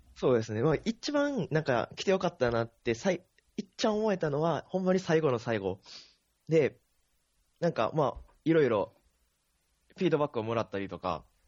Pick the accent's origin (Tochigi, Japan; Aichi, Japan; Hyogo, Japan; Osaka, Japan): Hyogo, Japan; Akashi; moved away